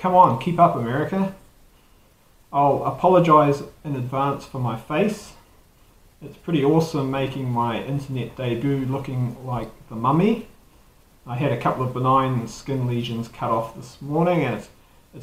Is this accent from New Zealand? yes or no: yes; New Zealand; accent: Kiwi